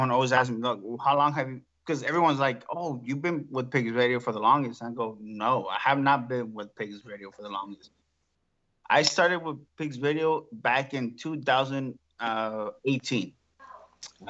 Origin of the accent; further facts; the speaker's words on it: Mexico City, Mexico; moved away; I'm from Mexico City. When you're from Mexico City, you talk a lot